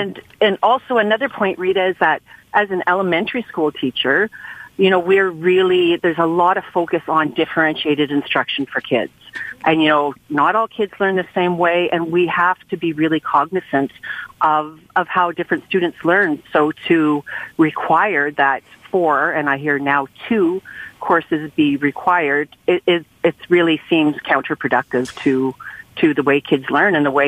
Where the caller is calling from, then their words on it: St. Joseph Island, Ontario, Canada; I'm calling from St. Joe's Island in Northern Ontario.